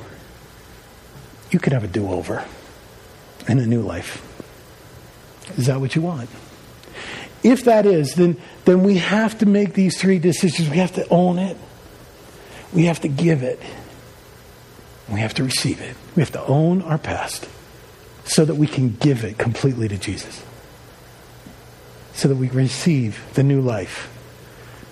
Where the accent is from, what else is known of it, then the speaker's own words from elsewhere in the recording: Long Island, New York, United States; I grew up on Long Island